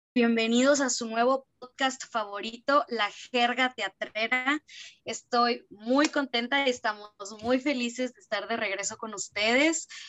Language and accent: Spanish; Piedras Negras, Coahuila, Mexico; yo soy de Piedras Negras